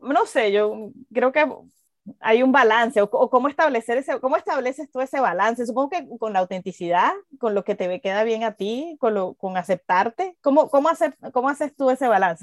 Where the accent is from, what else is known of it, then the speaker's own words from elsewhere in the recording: Venezuela; moved away as an adult; cuando salí de Venezuela